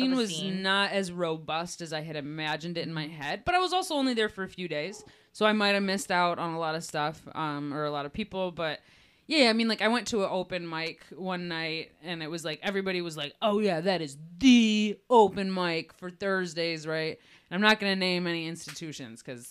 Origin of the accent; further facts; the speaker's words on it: Detroit, Michigan, United States; I am here from Detroit